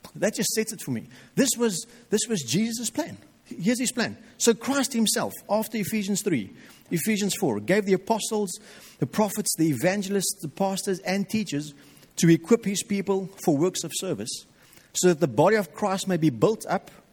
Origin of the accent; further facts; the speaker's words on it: South Africa; we as Afrikaans people